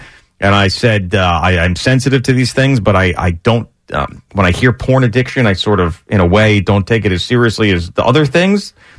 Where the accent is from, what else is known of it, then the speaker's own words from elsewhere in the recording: Long Island, New York, United States; moved away as an adult; also born or lived in Pittsburgh; growing up on Long Island